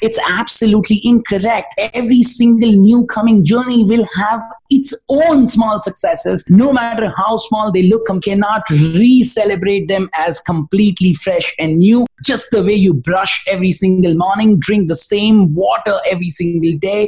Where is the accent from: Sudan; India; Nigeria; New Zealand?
India; also born or lived in Bangalore, India; from India I was representing